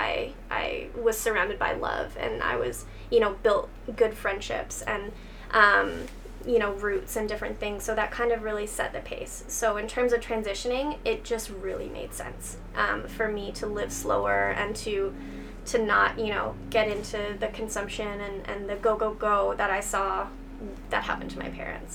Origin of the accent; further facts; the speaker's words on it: outside Kitchener-Waterloo, southwestern Ontario, Canada; also born or lived in Nova Scotia / Guelph; now in Dundas, Canada; I grew up outside of KW, so I am local-ish, within kind of the southwestern Ontario area